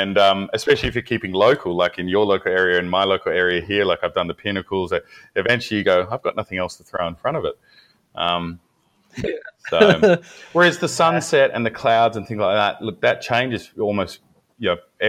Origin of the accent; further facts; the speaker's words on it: Perth, Western Australia, Australia; I'm from Perth. Western Australia, and I live about 45 minutes north of Perth in a sort of a coastal community.